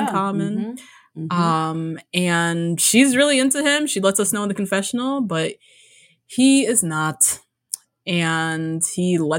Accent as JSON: {"language": "English", "country": "United States", "tie": "born there", "said": "Like I'm Indian. Yes, we're all Indian, but like I was born here."}